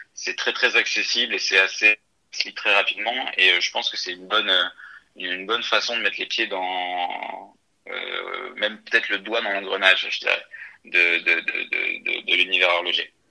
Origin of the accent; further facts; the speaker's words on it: northern France, France; moved away as an adult; now in Paris, France; je viens du nord de la France, d'une famille euh, tout à fait normale